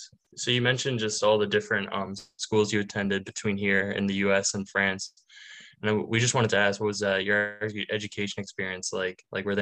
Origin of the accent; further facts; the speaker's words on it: Fairfax, Virginia, United States; I am a graduate student here at James Madison University from Fairfax, Virginia.